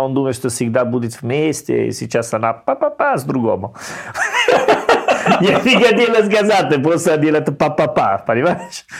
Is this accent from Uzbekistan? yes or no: no; Italy; Russian is a second language; also born or lived in Salerno; now in Saint Petersburg, Russia; я был итальянец. Ну, может быть, они слышали мой акцент